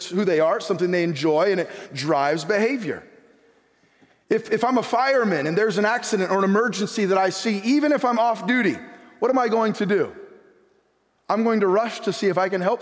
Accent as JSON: {"language": "English", "country": "United States", "said": "I'm an American."}